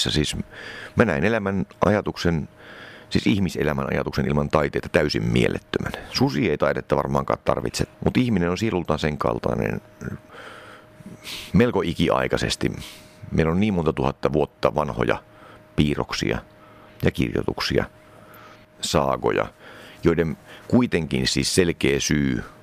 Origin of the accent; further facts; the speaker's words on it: Finland; also born or lived in East Germany; mä synnyin DDRssä, josta muutettiin tänne Suomeen. Mä oon siis suomalaisista vanhemmista kuitenkin. Siinä vaiheessa, kun mä olin aika tarkkaan kolme vanha.